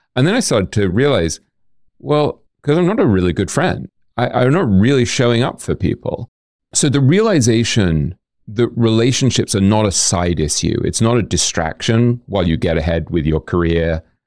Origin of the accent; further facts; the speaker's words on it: London, United Kingdom; moved away as an adult; also born or lived in New York / Boston / Hong Kong; I grew up in London and then I moved to New York when I was maybe twenty, twenty-one.